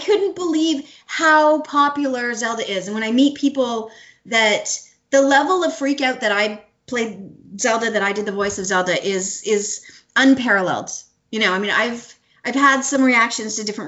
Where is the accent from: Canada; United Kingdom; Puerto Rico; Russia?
Canada; moved away as an adult; I was from Canada